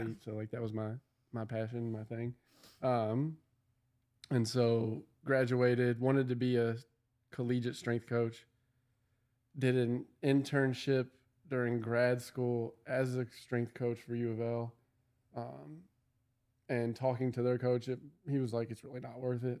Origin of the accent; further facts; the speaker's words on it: Louisville, Kentucky, United States; I'm from Louisville